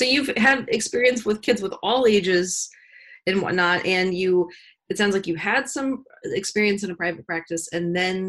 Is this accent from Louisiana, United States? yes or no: yes; New Orleans, Louisiana, United States; I'm from New Orleans. I'm from Louisiana, another music town, right?